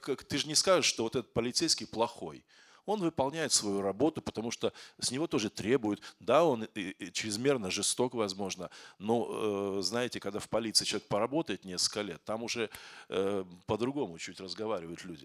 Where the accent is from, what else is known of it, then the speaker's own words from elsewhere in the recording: Kazakhstan; moved away as an adult; now in Moscow, Russia; Я из Казахстана, но я в Москве живу двадцать восемь, двадцать